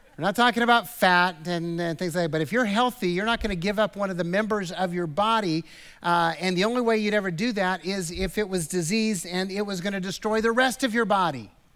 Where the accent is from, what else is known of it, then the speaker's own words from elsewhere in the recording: United States; American Christians because we grew up with the American kind of ideal